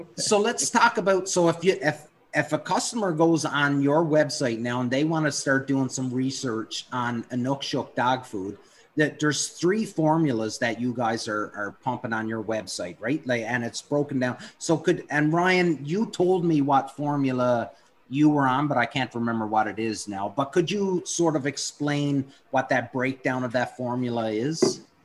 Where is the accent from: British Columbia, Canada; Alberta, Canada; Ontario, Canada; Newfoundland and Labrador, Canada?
Newfoundland and Labrador, Canada; growing up in Newfoundland